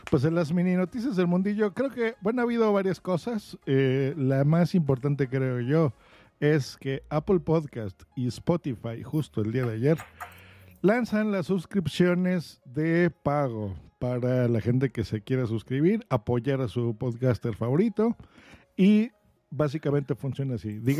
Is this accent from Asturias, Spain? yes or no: no; Huelva, Andalusia, Spain; born there; Nací en Huelva